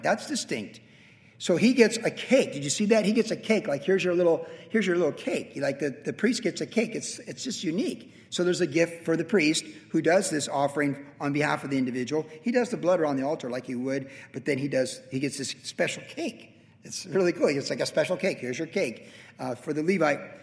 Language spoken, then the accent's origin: English; Carlsbad, California, United States; my hometown of Carlsbad